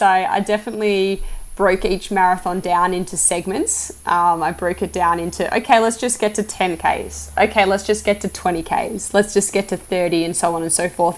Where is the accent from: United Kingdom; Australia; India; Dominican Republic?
Australia; as an Australian who's I, I, grew up in the bush